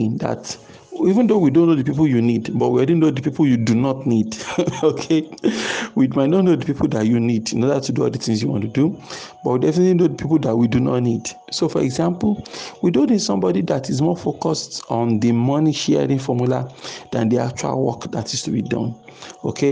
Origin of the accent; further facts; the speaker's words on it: Nigeria; Nigerians growing up in Nigeria